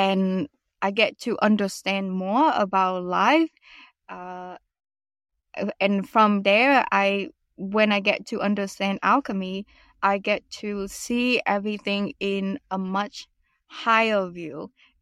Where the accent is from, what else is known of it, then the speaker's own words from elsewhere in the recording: Vietnam; also born or lived in United States; now in Canada; go back to Vietnam and reinvent myself. I realized that I didn't want to stay in my home country